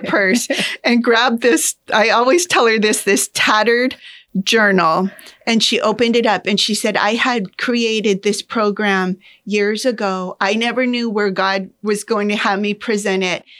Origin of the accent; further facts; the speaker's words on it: Pinal County, Arizona, United States; I was born and raised in Pinal County